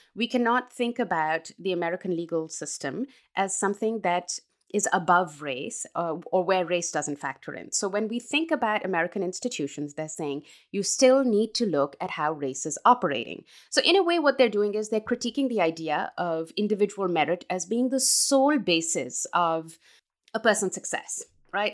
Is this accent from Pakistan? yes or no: yes; Pakistan; moved away as an adult; now in United States; I was raised in Pakistan. I am a Pakistani